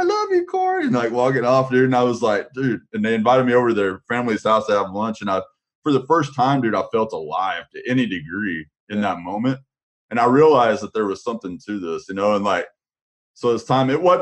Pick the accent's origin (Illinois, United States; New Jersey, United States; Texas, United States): Texas, United States; Amarillo; now in Dallas-Fort Worth, United States; I was originally from the Panhandle area